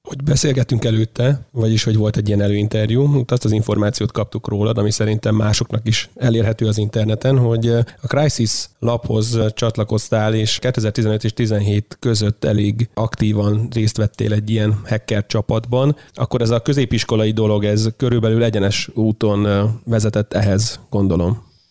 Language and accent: Hungarian; Tiszacsege, Hajdú-Bihar, Hungary; moved away; én vidékről jövök, tehát Tiszacsegéről